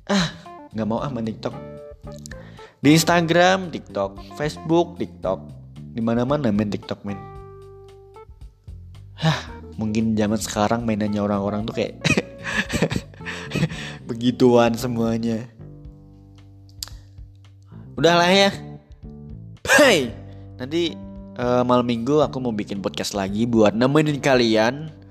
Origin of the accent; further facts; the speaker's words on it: Java, Indonesia; Ya karena aku sebagai orang Jawa tuh kayak uh, apa mempertahankan uh, Jawaku gitu istilahnya.